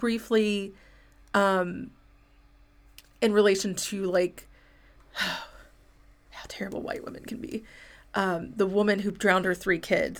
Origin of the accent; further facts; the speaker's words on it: St. Louis, Missouri, United States; I'm from St. Louis and can promise that the McCloskeys are fine.